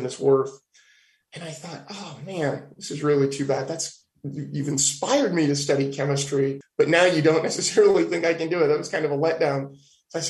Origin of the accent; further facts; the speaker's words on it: Petaluma, California, United States; also born or lived in Davis, California; I was born and raised in Petaluma, California, which is at the very tip of the southern end of Sonoma County